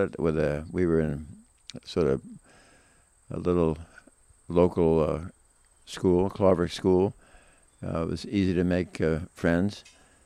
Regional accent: the Esselstyn farm, upstate New York, United States; also born or lived in Riverdale, New York City; we moved from New York City to the farm

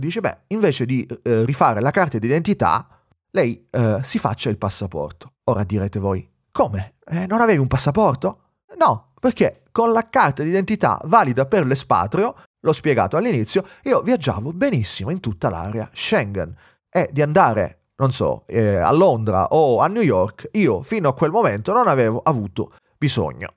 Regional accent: Sicily, Italy; moved away

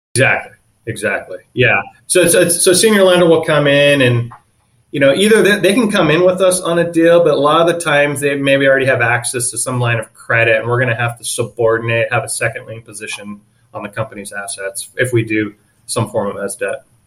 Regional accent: San Diego, California, United States; also born or lived in Orange County; one of the few that was born and raised in San Diego.

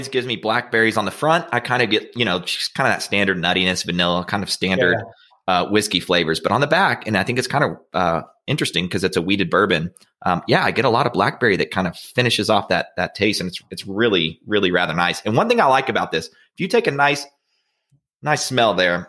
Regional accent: Frankfort, Kentucky, United States; my hometown, Frankfort, Kentucky

